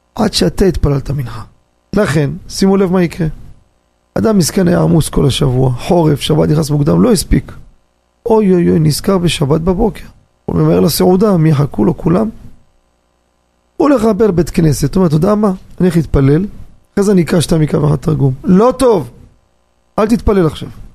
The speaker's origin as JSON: {"language": "Hebrew", "town": "Jerusalem", "region": "Jerusalem District", "country": "Israel", "tie": "born or raised there", "said": "גדלתי בירושלים, שכונת הקטמונים"}